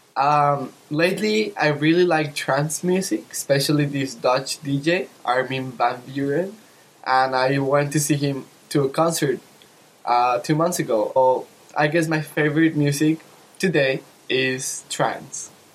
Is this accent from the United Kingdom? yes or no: no; Mexico; from Mexico